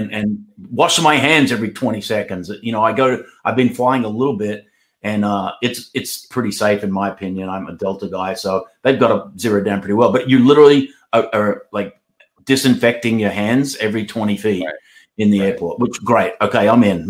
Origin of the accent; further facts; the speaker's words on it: Australia; now in United States; First place I ever preached when I came from Australia to the USA was in Missouri.